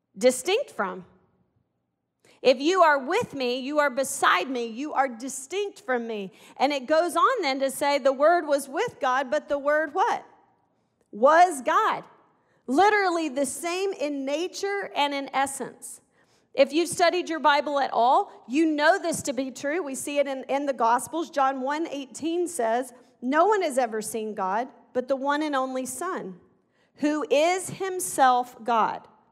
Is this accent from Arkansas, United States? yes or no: yes; Arkansas, United States; I'm from Arkansas